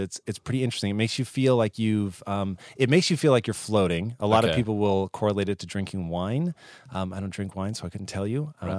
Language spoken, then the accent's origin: English; Tacoma, Washington, United States; Tacoma, Washington.